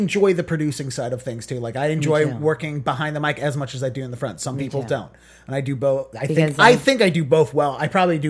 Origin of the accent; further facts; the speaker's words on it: Baltimore, Maryland, United States; I'm from Baltimore. I'm from Baltimore.